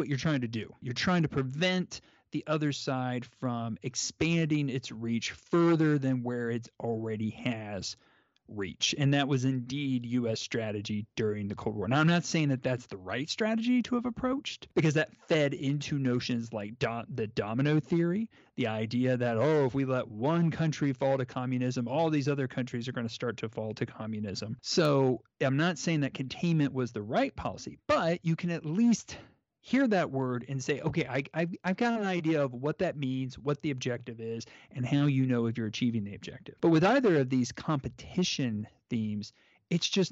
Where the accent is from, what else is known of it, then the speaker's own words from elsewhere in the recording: United States; I'm an American